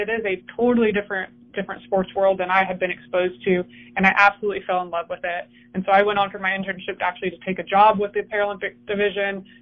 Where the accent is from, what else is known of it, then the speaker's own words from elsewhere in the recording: California, United States; moved away as an adult; also born or lived in Colorado Springs / Northern Colorado; now in Houston, United States; I grew up in California